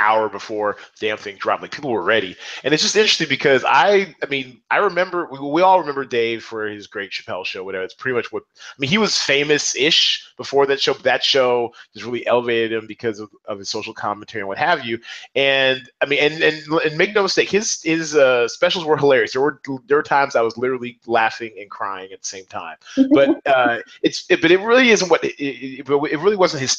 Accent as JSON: {"language": "English", "town": "Seattle", "region": "Washington", "country": "United States", "said": "I'm from Seattle"}